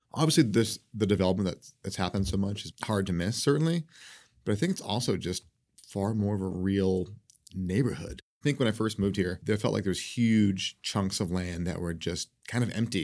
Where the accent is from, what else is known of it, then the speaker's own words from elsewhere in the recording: New England, United States; also born or lived in New York City; now in Seattle, United States; I grew up in New England in this little town